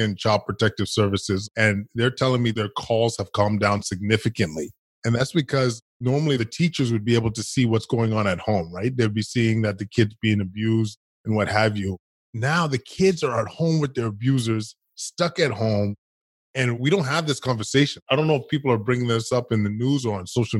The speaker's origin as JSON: {"language": "English", "town": "Edmonton", "region": "Alberta", "country": "Canada", "tie": "born or raised there", "said": "I grew up in Edmonton, Alberta, Canada"}